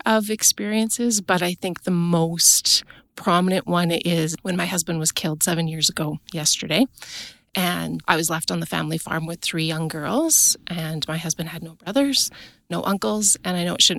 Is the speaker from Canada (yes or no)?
yes; Kitscotty, Alberta, Canada; I'm from Kitscotty, Alberta. I'm on a self-transitioned farm south of Kitscotty.